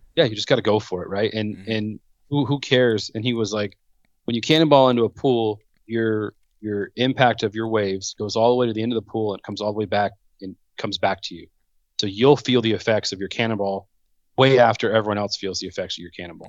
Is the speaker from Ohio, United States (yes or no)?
no; Southern California, United States; born and raised in Southern California